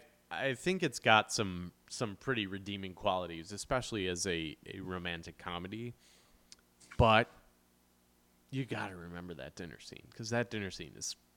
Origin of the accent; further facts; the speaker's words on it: Midwest, United States; growing up in the Midwest